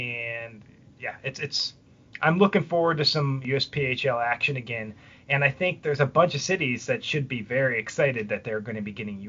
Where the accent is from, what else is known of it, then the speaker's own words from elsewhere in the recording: Buffalo, New York, United States; my hometown, Buffalo, New York